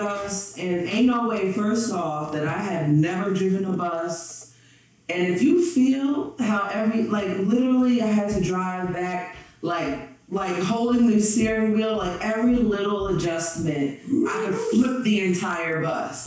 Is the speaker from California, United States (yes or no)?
no; New Jersey, United States; also born or lived in Springfield, Massachusetts; I'm from New Jersey